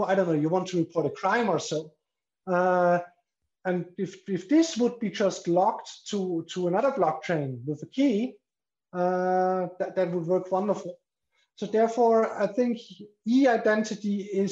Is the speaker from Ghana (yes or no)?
no; Austria; now in Liechtenstein; I'm from Austria